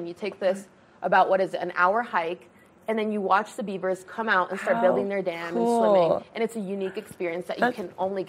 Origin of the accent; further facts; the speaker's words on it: United States; I grew up in the Valley. I grew up like 10 minutes away.